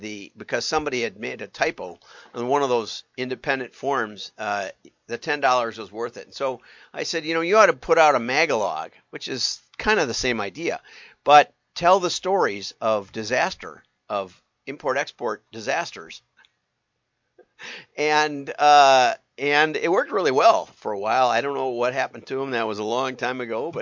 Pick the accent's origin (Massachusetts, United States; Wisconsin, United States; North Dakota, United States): Wisconsin, United States; America's Dairyland; I grew up in America's Dairyland.